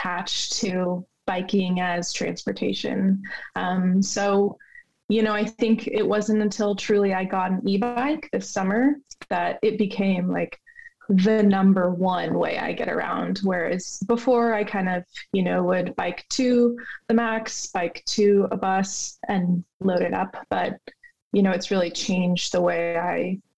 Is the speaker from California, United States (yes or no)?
no; Idaho, United States; moved away as an adult; now in Portland, United States; I grew up in Idaho